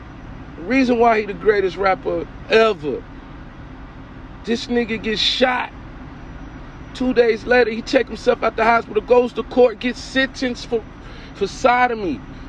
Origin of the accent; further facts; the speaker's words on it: East Coast, United States; I got love. I'm from the East Coast. So I got love for them.